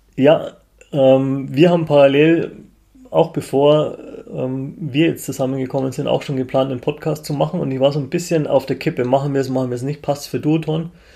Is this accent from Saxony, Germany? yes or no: no; Munich, Bavaria, Germany; als Münchner